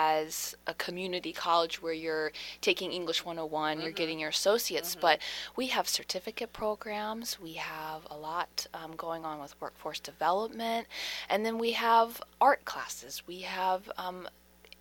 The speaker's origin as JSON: {"language": "English", "area": "Harford County", "region": "Maryland", "country": "United States", "tie": "born or raised there", "said": "I'm born and raised in Harford County"}